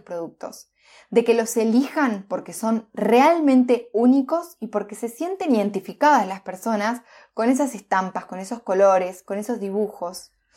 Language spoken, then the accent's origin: Spanish; Entre Ríos, Argentina; moved away; also born or lived in Neuquén; yo soy de Entre Ríos, una provincia de, Argentina.